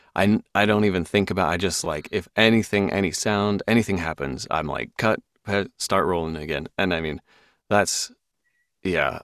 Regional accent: Seattle, Washington, United States; also born or lived in London; I'm from Seattle

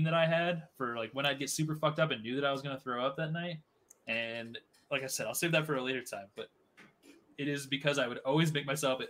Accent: Iowa, United States; moved away; I'm from Iowa, but I've got family that lives in Illinois

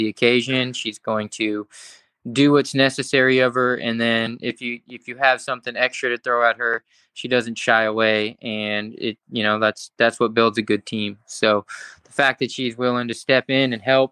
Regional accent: California, United States; I grew up in California

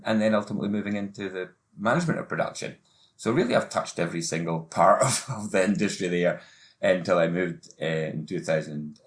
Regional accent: Tobermory, Scotland, United Kingdom; I started off in my hometown of Tobermory in the west coast of Scotland, in the Isle of Mull

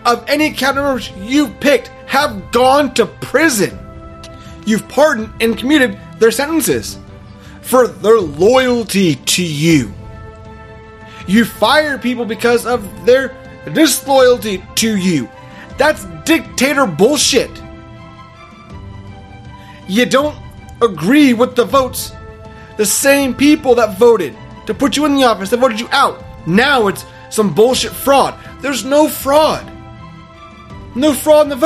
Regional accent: United States; our rights as American citizens

